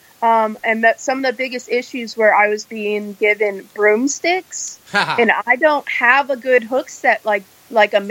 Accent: Texas, United States; I came from Texas

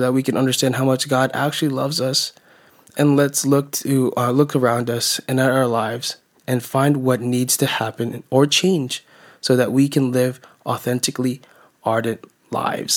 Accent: United States; I'm a Filipino-American, born and raised in America, first generation

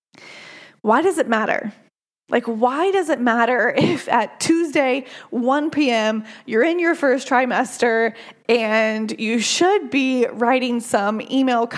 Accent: United States; I am an American

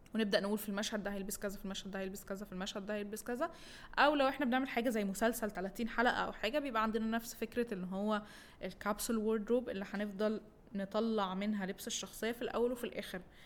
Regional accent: Egypt; احنا عندنا في مصر

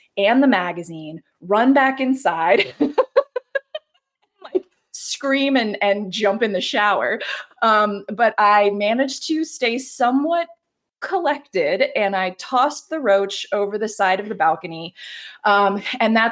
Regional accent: the South, United States; now in the West, United States; I grew up in the South. And that means mild winters

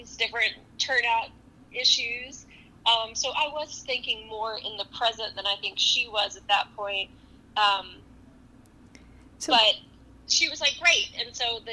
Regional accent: Texas, United States; now in New York, United States; as a Texan

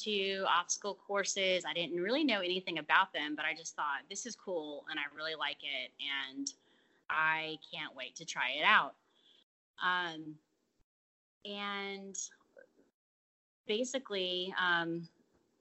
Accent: Atlanta, Georgia, United States; now in Marion, United States; I'm originally from Atlanta, but I live in Marion, Alabama

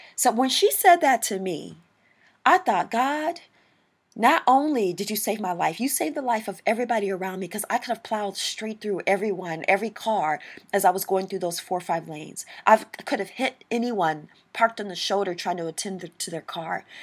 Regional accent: St. Louis, Missouri, United States; I grew up in Saint Louis, Missouri

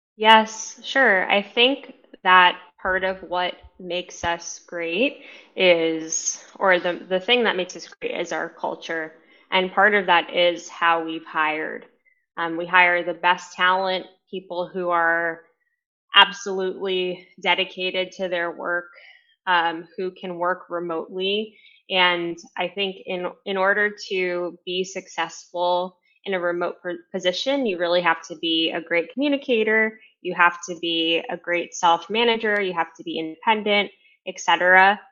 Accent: New York City, New York, United States; I'm originally from New York City. Uh, grew up in a Hispanic Latin American family

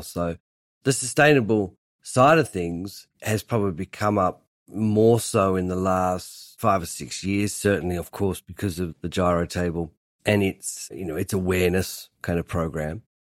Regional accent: Hobart, Tasmania, Australia; now in London, United Kingdom; I grew up in Hobart, making furniture in my family shed

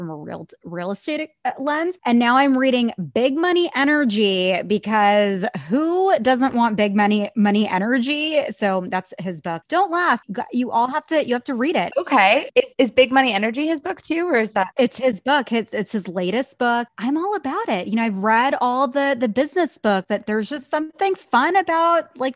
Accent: India; I mean, I'm Indian. Like I was told I needed to be a doctor or a lawyer.

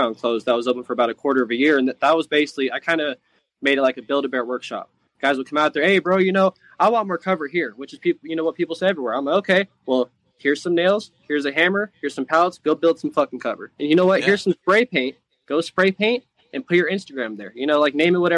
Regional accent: San Diego, California, United States; also born or lived in Utah; I ended up being born in Utah and moved down to San Diego

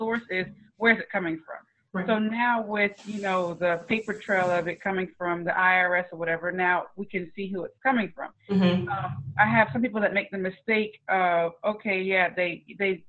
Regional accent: North Charleston, South Carolina, United States; I'm originally from North Charleston

